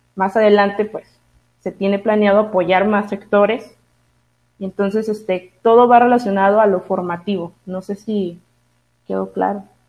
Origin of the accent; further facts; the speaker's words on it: Tuxpan, Mexico; moved away; yo soy originaria de Tuxpan, eh, entonces yo de ley viajaba cada semana a mi pueblo